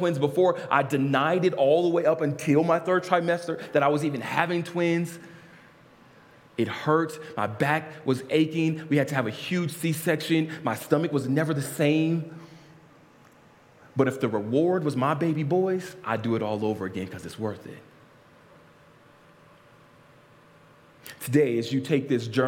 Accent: Lynwood, California, United States; I was born in St. Francis Hospital in Linwood, California.

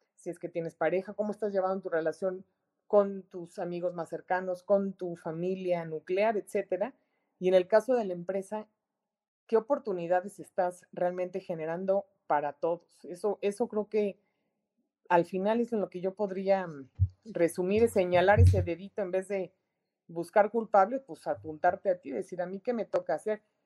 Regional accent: Mexico; es un gran reto el que tenemos como mexicanos, enorme

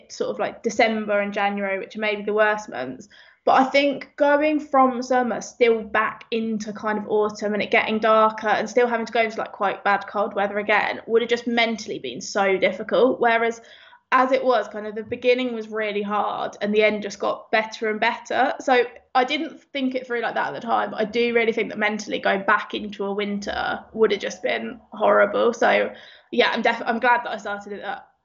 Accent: Northampton, East Midlands, United Kingdom; moved away; also born or lived in London; I'm from the middle of the Midlands. I'm from Northampton, pretty much. I think the furthest place from the sea in the whole UK is like 20 minutes down the road from the house I grew up

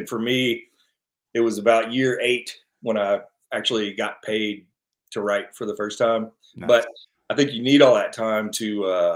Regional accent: Kentucky, United States; moved away as an adult; now in Los Angeles, United States; I grew up in Kentucky, and after college, I just packed up my car and moved out

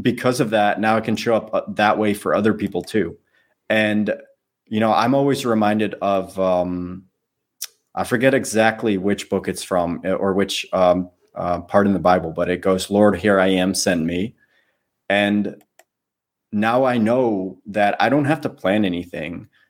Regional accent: Netherlands; moved away as an adult; I lived in the Netherlands

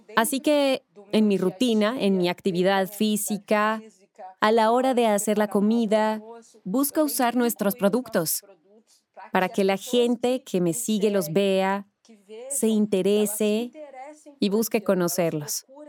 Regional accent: Brazil; soy de Brasil

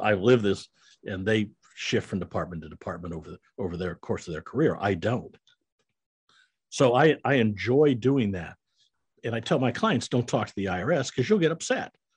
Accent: Iowa, United States; I'm a Midwestern boy. I grew up in Iowa

